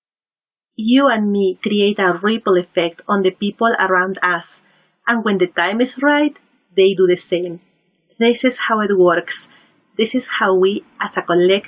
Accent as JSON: {"language": "English", "region": "Lima", "country": "Peru", "tie": "born or raised there", "moved": "as an adult", "lives_now": "Vancouver, Canada", "said": "I was born and raised in Peru, in Lima"}